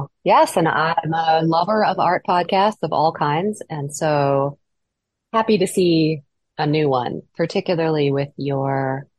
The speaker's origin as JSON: {"language": "English", "region": "Midwest", "country": "United States", "tie": "born or raised there", "said": "I had enough snow growing up in the Midwest."}